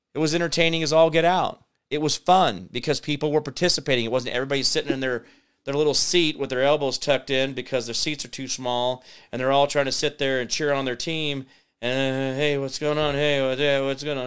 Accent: Kansas, United States; also born or lived in Phoenix; I'm from Kansas.

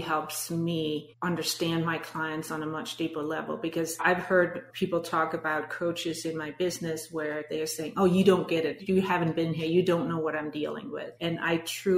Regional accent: Denmark; English is a second language; moved away as an adult; now in United States; you might have detected my accent, but I'm born and raised in Denmark.

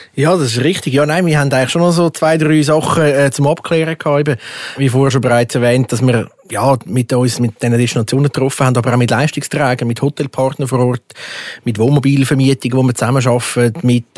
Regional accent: Switzerland; bei uns in der Schweiz

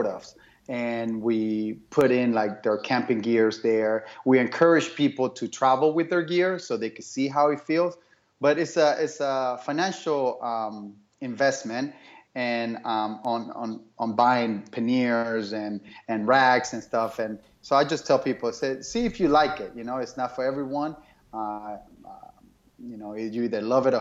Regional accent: Miami, Florida, United States; moved away as an adult; now in Phoenix, United States; I grew up in Miami

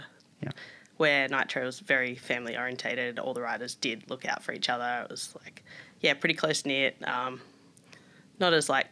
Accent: Melbourne, Victoria, Australia; moved away as an adult; also born or lived in Germany; now in Gold Coast, Australia; I was growing up in Melbourne, very different to Gold Coast where I live now.

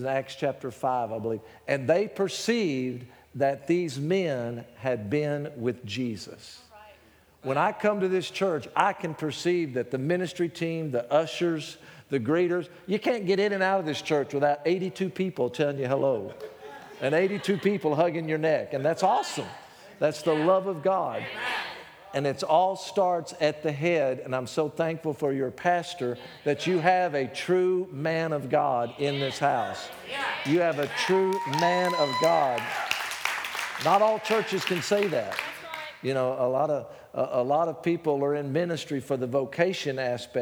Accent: Texas, United States; accent: Texas; my Texas accent

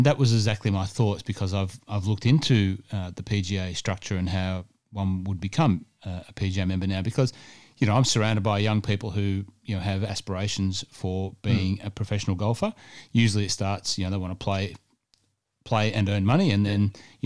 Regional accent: Cessnock, New South Wales, Australia; moved away; also born or lived in Sydney; as a kid growing up in the Hunter Valley

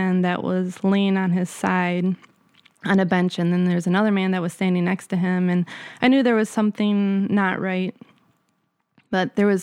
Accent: Wisconsin, United States; moved away as an adult; also born or lived in California; I grew up in a small town in Wisconsin

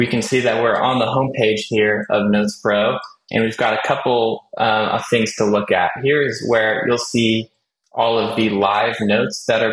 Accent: California, United States; I am from California.

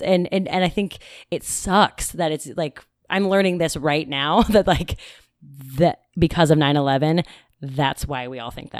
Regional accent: Seattle, Washington, United States; I'm from Seattle.

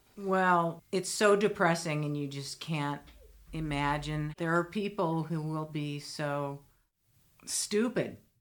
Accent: Vermont, United States; also born or lived in Colorado; I'm from Vermont where it can be gray

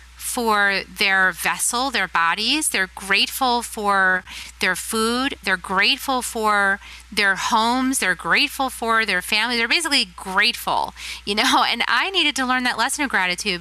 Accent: Texas, United States; my home state, Texas

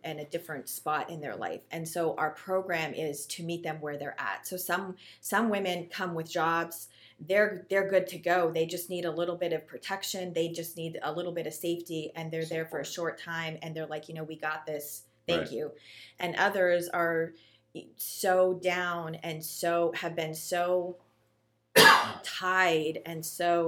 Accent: Canada; now in Ohio, United States; I am Canadian

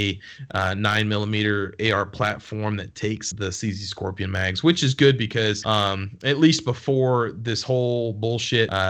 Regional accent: Alabama, United States; I'm from Alabama

